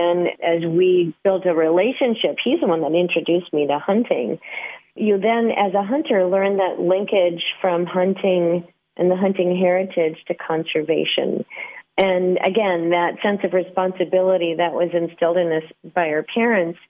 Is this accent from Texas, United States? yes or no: no; central North Dakota, United States; I grew up a farm kid on a small cattle ranch in the central part of North Dakota